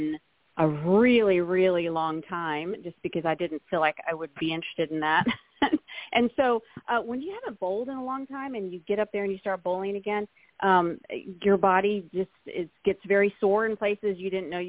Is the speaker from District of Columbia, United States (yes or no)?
no; Texas, United States; also born or lived in Atlanta; I grew up in Texas. and which is where I am now